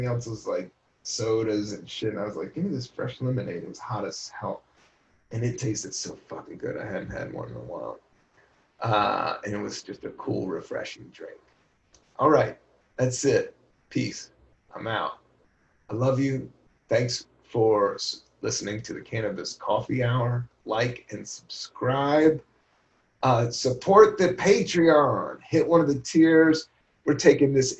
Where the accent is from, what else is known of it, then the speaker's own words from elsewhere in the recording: Buena Vista, Virginia, United States; moved away; also born or lived in Washington, D.C.; I grew up a lot of my life in Southern Virginia, Buena Vista, Virginia. I was born in Washington, D.C., downtown D.C. We moved when I was 9, and then we moved to Buena Vista, Virginia.